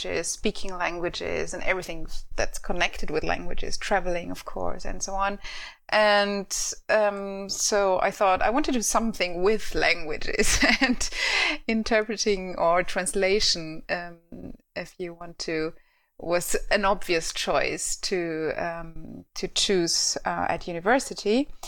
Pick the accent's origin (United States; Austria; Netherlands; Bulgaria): Austria; accent: Austrian; first language German; English is a second language; My native language is German. Well, Austrian, if you want to.